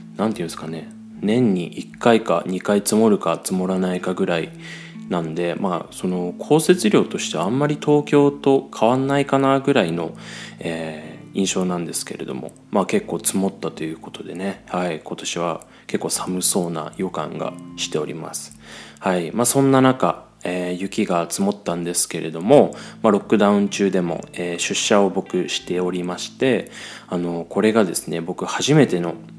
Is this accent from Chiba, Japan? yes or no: yes; Chiba, Japan; moved away as an adult; now in Austria; 僕もですね、まあ、日本の千葉出身ですので